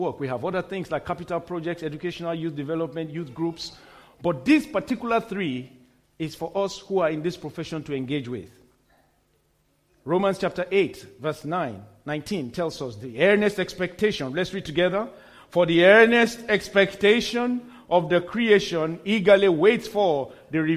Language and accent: English; Kano, Kano State, Nigeria; I was born in Kano, in the very northern city in Nigeria, a very, very strong stronghold till today of the Islamic faith